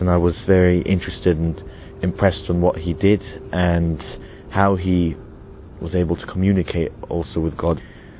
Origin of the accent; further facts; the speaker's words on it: Austria; I'm from Austria and I am 16.